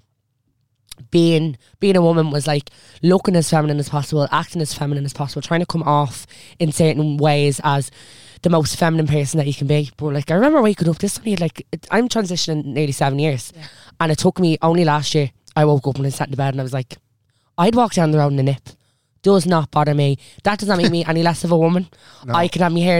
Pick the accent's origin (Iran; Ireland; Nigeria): Ireland; Dublin, Leinster; I'm from Ballyfermot